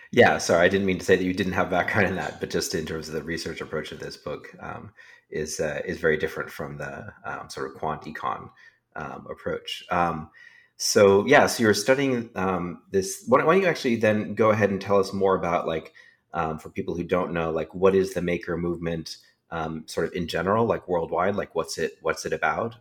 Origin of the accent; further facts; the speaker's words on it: Silicon Valley, California, United States; I grew up in Silicon Valley, um, also, and s, and my parents both worked in the industry